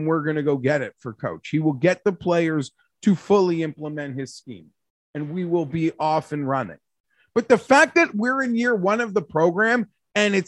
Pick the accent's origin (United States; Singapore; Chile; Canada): Canada; I'm a Canadian who works in Celsius